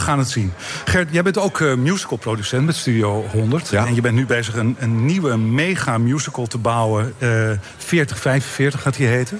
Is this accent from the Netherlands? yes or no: yes; Netherlands